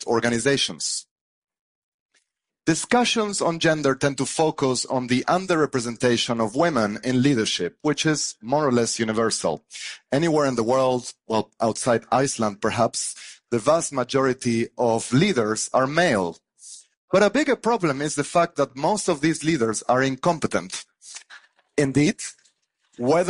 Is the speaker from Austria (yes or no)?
no; Argentina; moved away; I grew up in Argentina